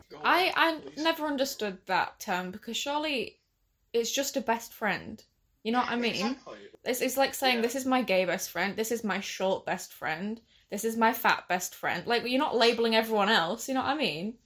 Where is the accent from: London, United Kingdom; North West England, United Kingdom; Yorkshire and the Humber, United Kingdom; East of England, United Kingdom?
Yorkshire and the Humber, United Kingdom; Hull; I'm from Hull as well, and I'm 18.